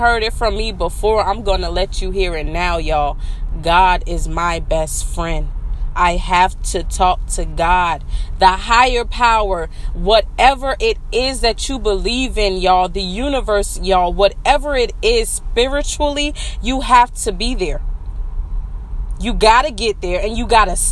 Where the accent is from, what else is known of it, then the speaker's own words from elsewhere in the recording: South Carolina, United States; that's the way I talk. I'm from South Carolina